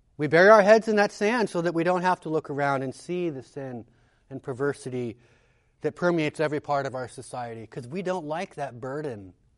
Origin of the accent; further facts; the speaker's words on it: United States; As an American